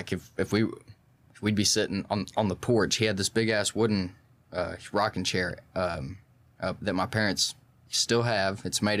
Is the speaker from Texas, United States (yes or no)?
yes; Port Neches, Texas, United States; we had moved around a lot before then. I was from Port Neches originally.